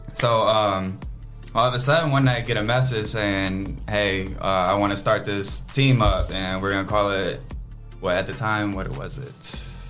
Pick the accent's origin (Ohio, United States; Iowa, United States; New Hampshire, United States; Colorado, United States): Ohio, United States; Toledo; born and raised in Toledo, East Side